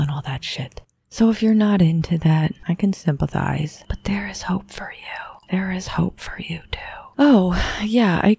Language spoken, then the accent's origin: English; Boulder, Colorado, United States; I'm from Boulder, Colorado, a little town.